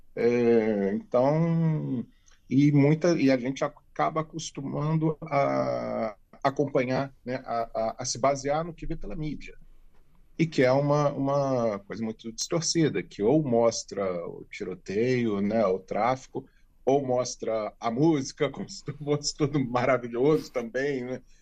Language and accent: Portuguese; Rio de Janeiro, Brazil; moved away as an adult; also born or lived in Petrópolis, Brazil / São Paulo, Brazil / Lisbon, Portugal; now in Braga, Portugal; Eu nasci no Rio, morava no Rio ainda